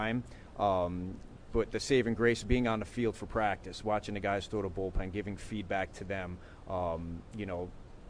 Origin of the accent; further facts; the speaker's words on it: Yonkers, New York, United States; I came from Mercy College or Yonkers, New York.